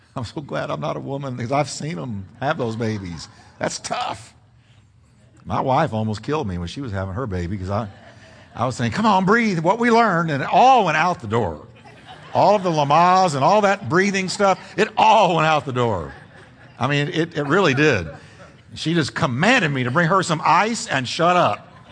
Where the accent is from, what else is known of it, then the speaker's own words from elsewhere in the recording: Texas, United States; also born or lived in New York; I'm a Texan. I grew up since I was five years old in Texas.